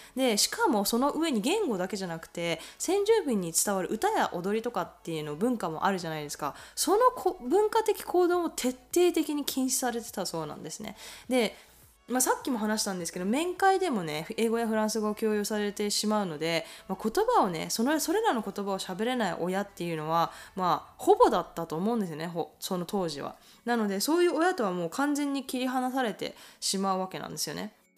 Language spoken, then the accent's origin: Japanese; Japan; now in Canada; 日本で生まれたので